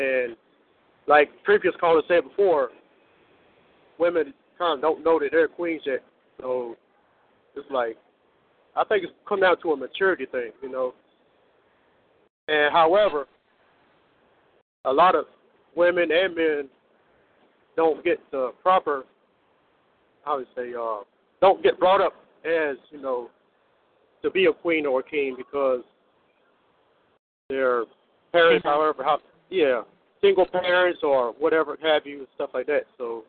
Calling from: Norfolk, Virginia, United States; I'm from Virginia, the Norfolk, Virginia Beach area.

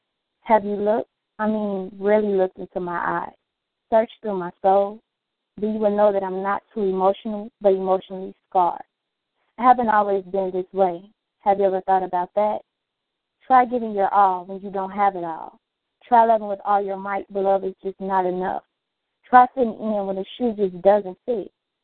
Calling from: Chicago, Illinois, United States

